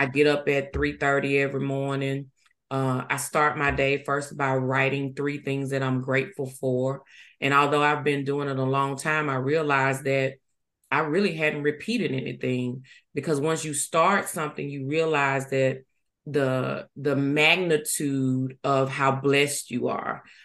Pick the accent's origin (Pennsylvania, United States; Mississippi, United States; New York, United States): Mississippi, United States; Ruleville; also born or lived in Yazoo City, Mississippi / Hattiesburg, Mississippi; I was born in Yazoo City, Mississippi. Uh, but I was actually raised in Rueville, Mississippi